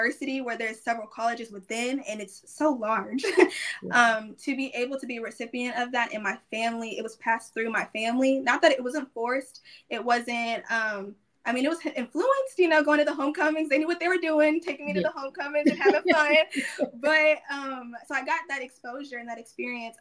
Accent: Sugar Land, Texas, United States; I came from Sugar Land, a very diverse environment and community, but it lacked a lot of African-American culture

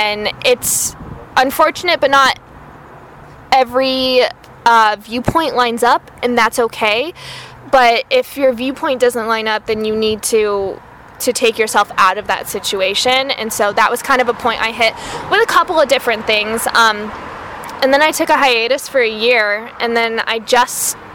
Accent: Tucson, Arizona, United States; now in Phoenix, United States; I grew up in uh, Tucson, which is about two hours south

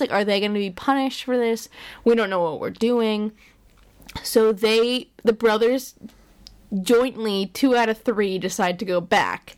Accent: Pennsylvania, United States; we're from Pennsylvania

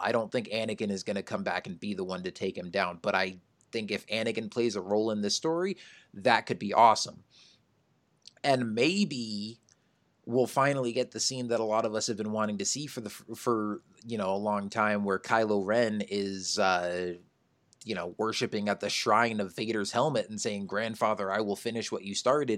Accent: Phoenix, Arizona, United States; I'm from Phoenix, too.

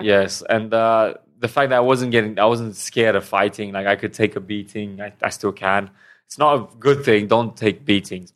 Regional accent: Romania; moved away as an adult; also born or lived in England / Thailand; now in Hua Hin, Thailand; from Romania originally. Then I moved to England about nine years ago. And then for the past two years, I've been living in Thailand.

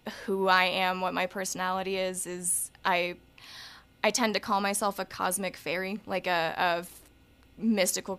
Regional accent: Montana, United States; growing up in Montana

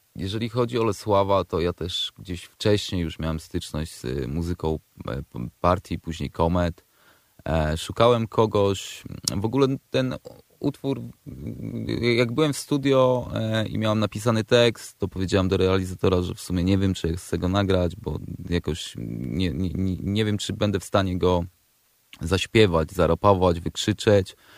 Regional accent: Przemyśl, Subcarpathian Voivodeship, Poland; now in Warsaw, Poland; Ja akurat jestem, pochodzę z Przemyśla, z Podrzeszowa

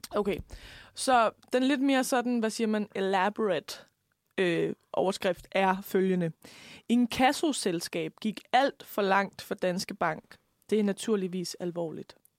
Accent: Lemvig, Central Denmark Region, Denmark; now in Copenhagen, Denmark; nu kommer jeg jo fra Lemby

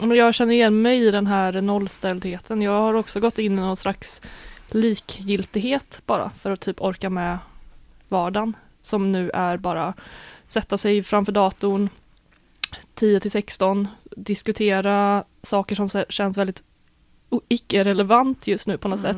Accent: Sweden; vi svenskar

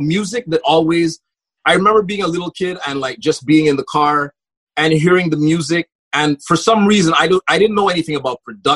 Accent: Montreal, Quebec, Canada; I grew up in Park Extension, I would say the mid-80s through the 90s

